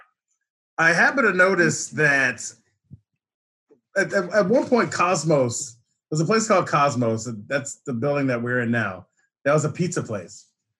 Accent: Sykesville, Maryland, United States; moved away as an adult; now in Baltimore, United States; Yep, I grew up in Sykesville, Carroll County. Not much to do out there back then. We got our first McDonald's in 1980. And that was a big, big day. We got cable in 1988.

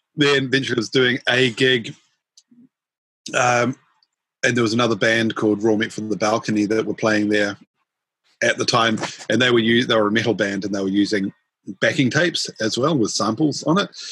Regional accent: Auckland, New Zealand; I was born and raised in in Howick, um, which is in Auckland

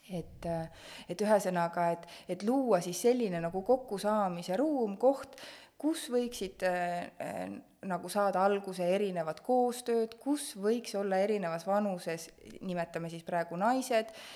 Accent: Estonia; me oleme Eestist

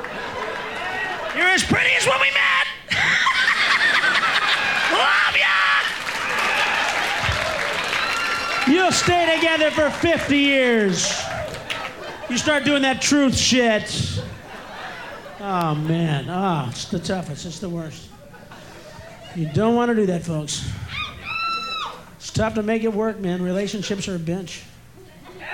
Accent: Midwest, United States; now in Los Angeles, United States; I'm from the Midwest, from that Bible. I'm from one of the notches in the Bible Belt

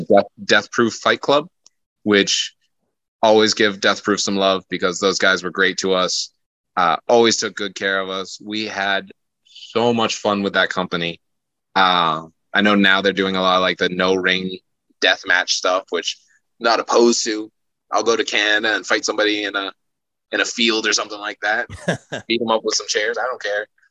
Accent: Maine, United States; moved away; I'm from Maine originally

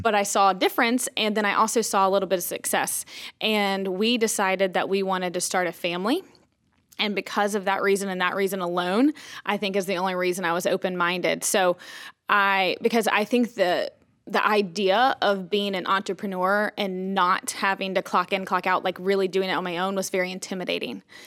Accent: Boone, North Carolina, United States; moved away as an adult; also born or lived in New Orleans, Louisiana; now in Elizabeth City, United States; we're originally from Boone, North Carolina.

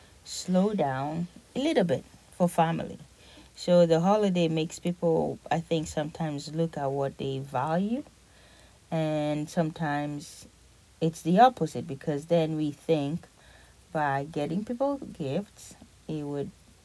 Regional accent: Nigeria; moved away; growing up in Nigeria

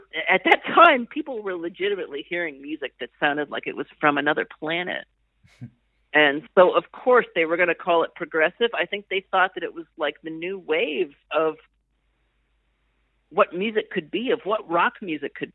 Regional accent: Erie, Pennsylvania, United States; moved away as an adult; I grew up in Pennsylvania

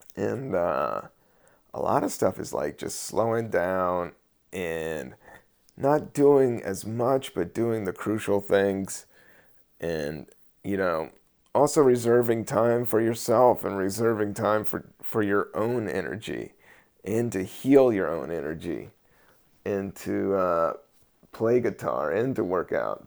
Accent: United States; we do have to take, you know, some pride in being American, American

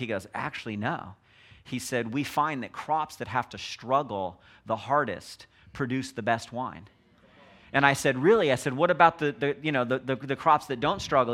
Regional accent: Los Angeles, California, United States; born and raised in Los Angeles

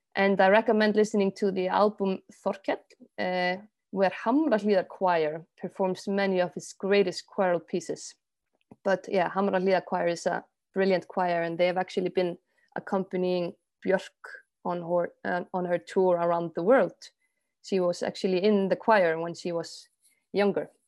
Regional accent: Iceland; I'm from Iceland.

